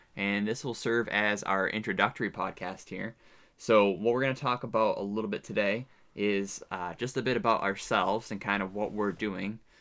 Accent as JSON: {"language": "English", "region": "New Hampshire", "country": "United States", "also_born_or_lived": "upstate New York", "moved": "as an adult", "lives_now": "Southeast Alaska, United States", "said": "I am from New Hampshire."}